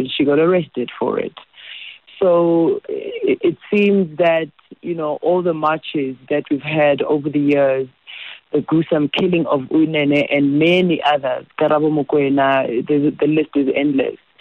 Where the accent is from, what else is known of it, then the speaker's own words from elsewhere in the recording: South Africa; I feel helpless as a South African